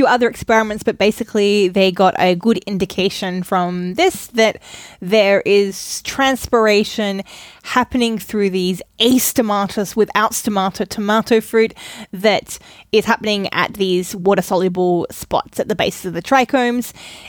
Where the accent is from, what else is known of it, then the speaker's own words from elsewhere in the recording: Australia; now in Germany; I am raised Australian where we say tomato, and I have now been in Germany with a lot of people speaking US English for a long time